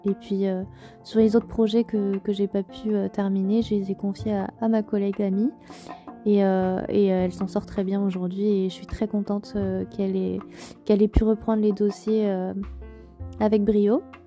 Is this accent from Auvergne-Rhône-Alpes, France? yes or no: yes; Auvergne-Rhône-Alpes, France; also born or lived in Moselle; j'étais loin de l'Auvergne, de mon Auvergne chérie